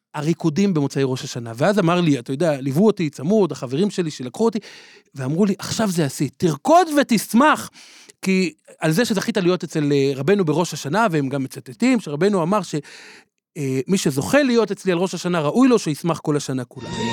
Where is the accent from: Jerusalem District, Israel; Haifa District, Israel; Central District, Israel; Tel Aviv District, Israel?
Jerusalem District, Israel; Jerusalem; בילדותי אה, התגוררתי בסמיכות אליו בבתי הונגרין